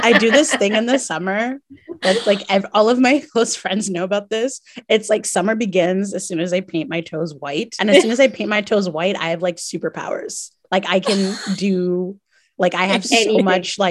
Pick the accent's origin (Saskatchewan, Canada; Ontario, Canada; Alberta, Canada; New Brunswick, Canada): New Brunswick, Canada; moved away as an adult; also born or lived in Montreal; I grew up in New Brunswick with immigrant parents